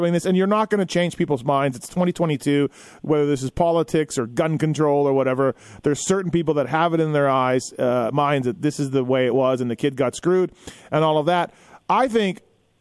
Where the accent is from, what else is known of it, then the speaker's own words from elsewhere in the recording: Canada; I'm Canadian.